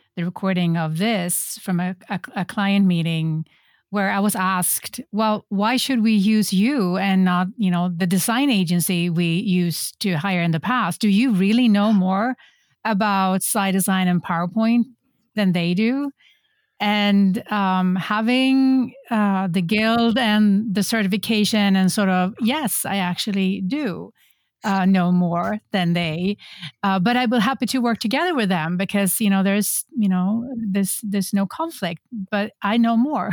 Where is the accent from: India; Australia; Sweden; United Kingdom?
Sweden; now in Folsom, United States; I'm originally from Sweden, but I am a very European Californian